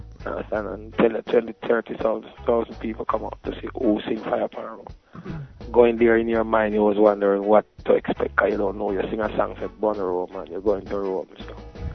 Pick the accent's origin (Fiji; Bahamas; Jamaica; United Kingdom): Jamaica; being Jamaican, when you call somebody a fish, that's a joke.